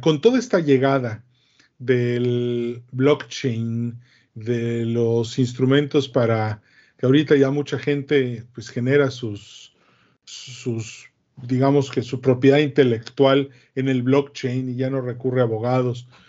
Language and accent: Spanish; Mexico; soy el único mexicano en este foro